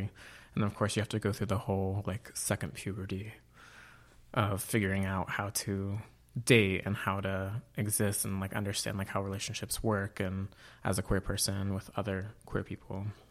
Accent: Auburn, California, United States; moved away as an adult; I grew up in Auburn, California

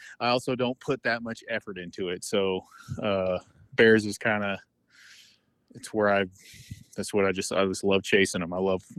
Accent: California, United States; But I'm from the northern part. Where the main population of bears are.

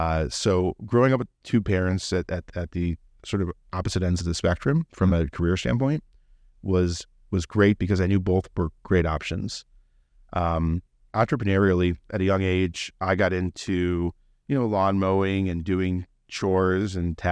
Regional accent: South Euclid, Ohio, United States; also born or lived in Solon / Columbus; I'm a Clevelander, born and raised. I grew up in South Euclid. Later on, our family moved to Solon, and I graduated from Solon. Went to Ohio State and was in Columbus for a while.

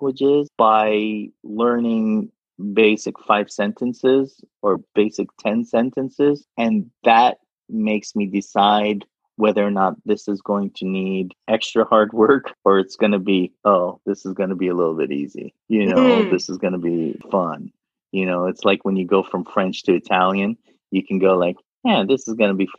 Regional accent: Saudi Arabia; first language Arabic; I'm from Saudi Arabia.

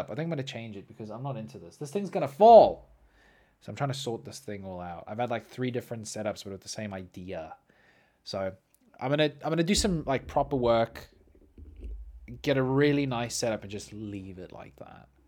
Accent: Australia; Mate, you know I'm Australian. I am Australian.

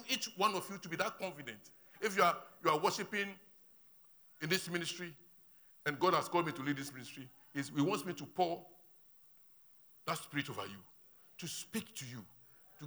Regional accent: Ho, Volta, Ghana; moved away; When I'm going to my hometown, when I get to Ho and I'm getting to the outskirts of my village

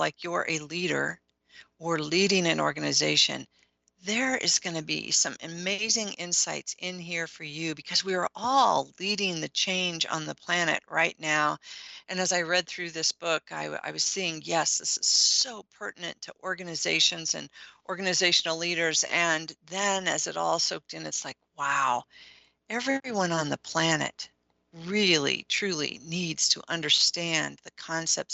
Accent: Midwest, United States; I'm from the Midwest

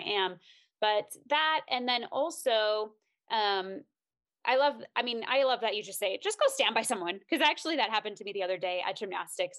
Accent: Minnesota, United States; moved away as an adult; we're both from Minnesota area

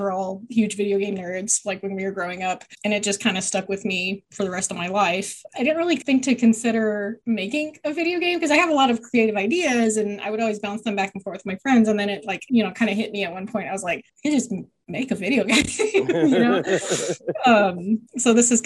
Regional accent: Fort Worth, Texas, United States; now in Dallas, United States; I'm originally from Fort Worth. I've kind of been all over Texas, but currently living in North Dallas

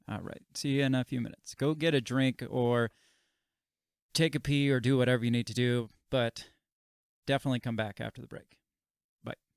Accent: United States

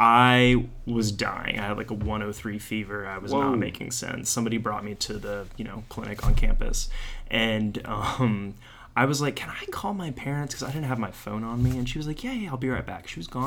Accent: New Jersey, United States; born there; also born or lived in North Carolina, United States / Covington, United States; So I was born in New Jersey. And six states later, North Carolina became the seventh state.

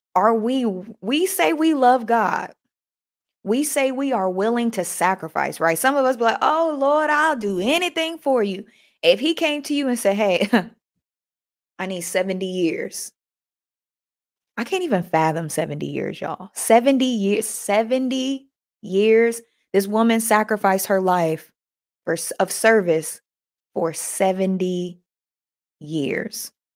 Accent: United States; us Americans

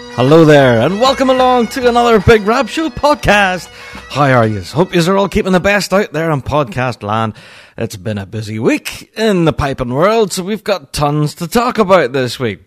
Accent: Northern Ireland, United Kingdom

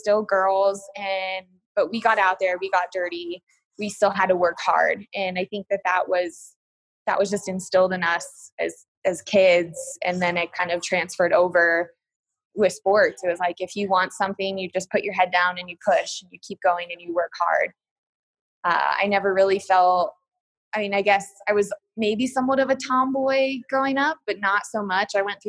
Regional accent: Colorado, United States; So, I mean, just growing up in Colorado, very active as a family growing up, I'm very fortunate.

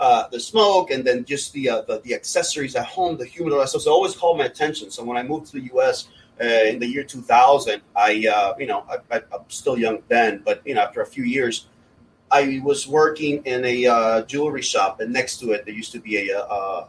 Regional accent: Honduras; moved away; also born or lived in Miami, United States; I'm from Honduras.

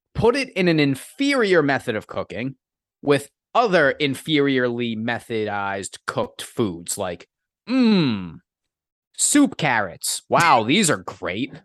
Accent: Massachusetts, United States; I'm from Massachusetts

